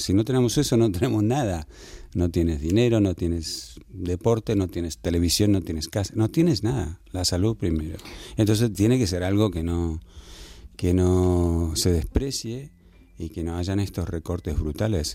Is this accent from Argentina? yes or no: yes; Argentina; me crié en Argentina, en Buenos Aires